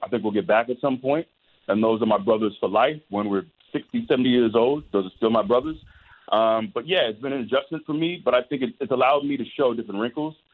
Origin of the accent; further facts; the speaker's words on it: Tampa, Florida, United States; Tampa is my hometown. I'm born and raised here